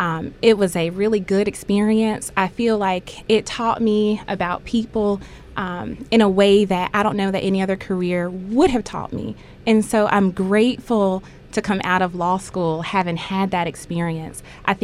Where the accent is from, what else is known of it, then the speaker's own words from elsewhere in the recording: Wilmington, North Carolina, United States; when I grew up in Wilmington